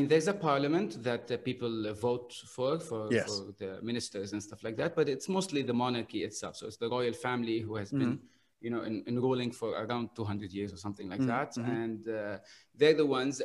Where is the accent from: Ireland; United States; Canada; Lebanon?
Lebanon; Beirut, Beirut Governorate; moved away as an adult; now in Bahrain; I come from Lebanon and Beirut.